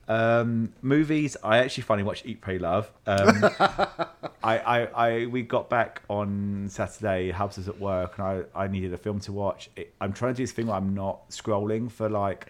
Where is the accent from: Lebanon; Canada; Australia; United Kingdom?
United Kingdom; London; moved away; I am from South London